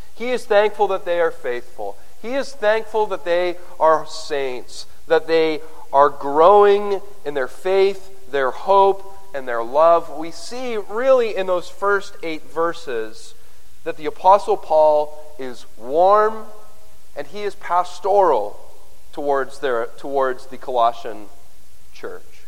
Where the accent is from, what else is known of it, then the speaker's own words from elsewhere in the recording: Canada; I'm a Canadian